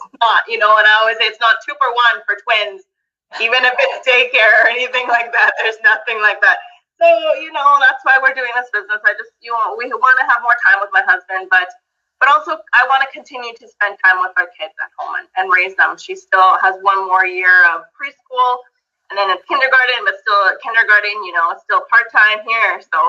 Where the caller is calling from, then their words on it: Alberta, Canada; So, like Tammy said … I'm coming from Alberta, Canada.